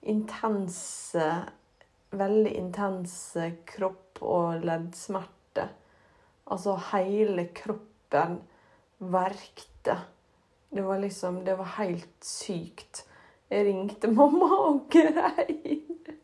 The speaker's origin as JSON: {"language": "Norwegian", "town": "Ålesund", "region": "Møre og Romsdal", "country": "Norway", "said": "den flotte, flotte byen vår"}